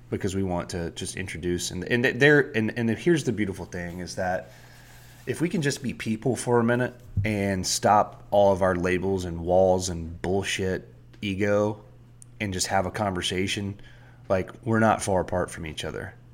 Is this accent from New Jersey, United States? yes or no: no; South Georgia, United States; I grew up in South Georgia